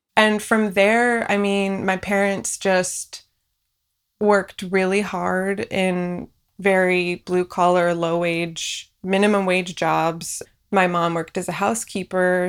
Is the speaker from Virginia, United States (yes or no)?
no; Union City, California, United States; first language Farsi; English is a second language; also born or lived in Fresno, California / Boston, Massachusetts; I grew up in the Bay Area in a small town called Union City, right between San Francisco and San Jose